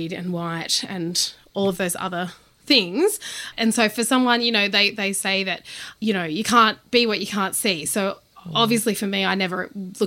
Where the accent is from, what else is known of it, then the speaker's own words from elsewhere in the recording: Goulburn, New South Wales, Australia; So I grew up in Goulburn, New South Wales, which is in the regional areas between Canberra and Sydney